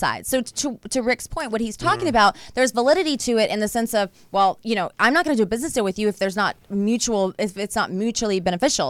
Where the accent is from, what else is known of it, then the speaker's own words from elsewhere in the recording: Georgia, United States; moved away as an adult; I'm from Georgia.